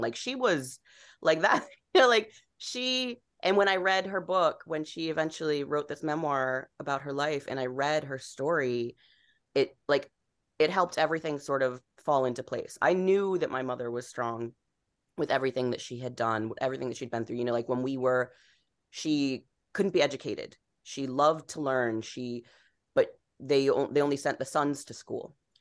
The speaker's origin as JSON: {"language": "English", "region": "Rhode Island", "country": "United States", "tie": "born or raised there", "moved": "yes", "said": "growing up in Rhode Island, I grew up in this town that was, you know, basically all white, upper middle class, New England town"}